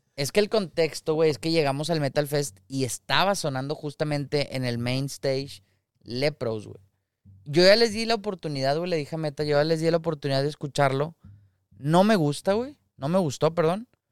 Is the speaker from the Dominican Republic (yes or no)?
no; Monterrey, Nuevo León, Mexico; uno como regio